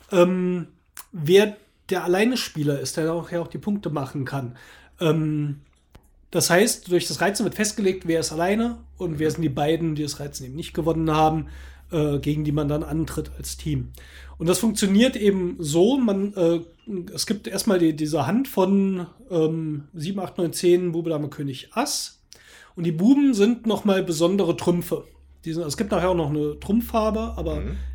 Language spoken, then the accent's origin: German; Baden-Württemberg, Germany; Ja, ich bin ja im Schwarzwald aufgewachsen, dort war es üblich, dass eben auch die Jungs in der Mittagspause in der Schule Skat gekloppt haben.